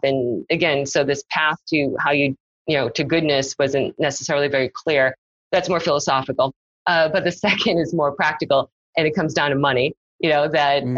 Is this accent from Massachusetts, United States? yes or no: yes; Massachusetts, United States; also born or lived in South Korea / Nashua, New Hampshire; I grew up in Massachusetts